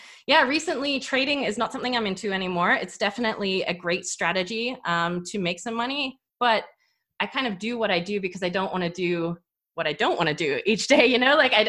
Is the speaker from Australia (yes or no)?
yes; Australia; accent: hybrid; So I grew up in Australia. I kind of have a hybrid accent going on.